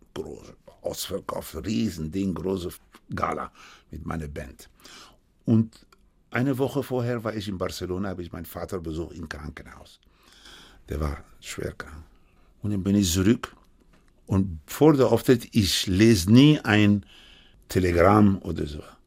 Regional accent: Cuba; German is a second language; now in Germany; ich hatte noch kubanischer Pass

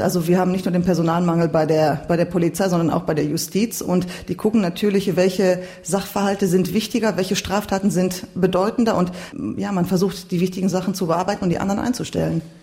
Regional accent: Bochum, North Rhine-Westphalia, Germany; ich bin in Bochum geboren. Wir hatten aber keine Probleme, uns zu integrieren. Das ist, ähm, das war selbstverständlich, zur Schule zu gehen, an der deutschen Gesellschaft teilzunehmen und ich bin nicht großartig anders aufgewachsen als meine deutschen Mitschüler.

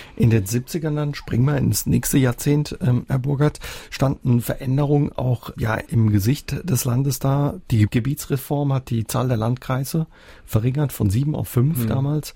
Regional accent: Germany; moved away; Ich komme aus der Ecke Südhessen, Baden-Württemberg.

